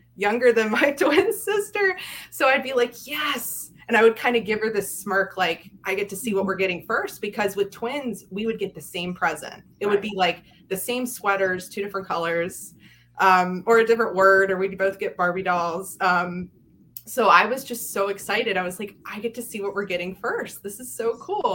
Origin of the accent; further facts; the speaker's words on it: Yellow Springs, Maryland, United States; I grew up in Frederick in a small town called Yellow Springs, or small community.